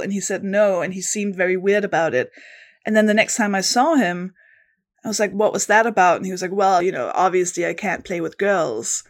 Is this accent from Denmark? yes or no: yes; Denmark; accent: Danish; English is a second language; moved away as an adult; now in London, United Kingdom; I am from Denmark. That's the accent, the weird accent you can hear. But I've lived in London, in the U K for about I mean, almost a decade